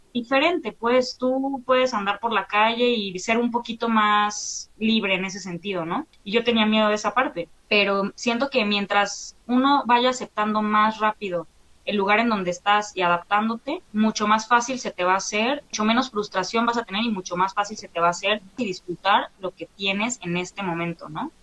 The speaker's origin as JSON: {"language": "Spanish", "country": "Mexico", "said": "soy mitad holandesa y mitad mexicana, ¿no? Entonces... Mm papá llegó a México por desde del destino de la vida y ya nunca se fue de aquí"}